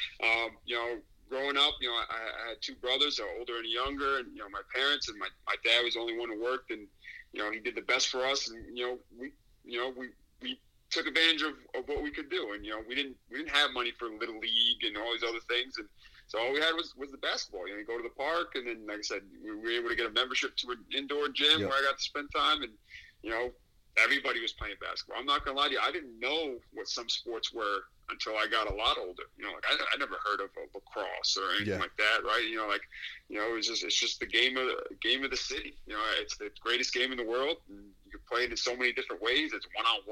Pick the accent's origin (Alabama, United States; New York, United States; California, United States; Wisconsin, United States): New York, United States; New York City; I grew up in Queens, New York, Woodside, born and raised. I'm a New York City kid